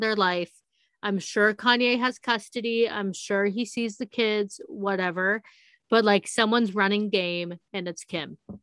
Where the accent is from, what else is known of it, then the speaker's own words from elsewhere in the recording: Palm Springs, California, United States; now in Las Vegas, United States; I grew up in a desert. I grew up in Palm Springs. I'm, I'm here in Vegas.